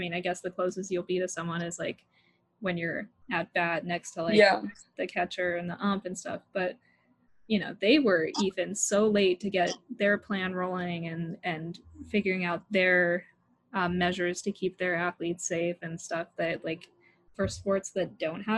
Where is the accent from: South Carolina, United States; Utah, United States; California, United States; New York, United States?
Utah, United States; moved away; I'm from Utah, so when I was back home with my parents